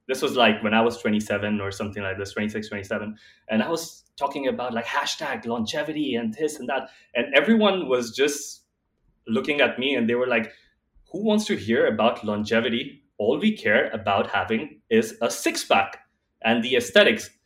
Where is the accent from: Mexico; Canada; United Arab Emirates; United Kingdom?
United Arab Emirates; Dubai; also born or lived in India; born and raised in Dubai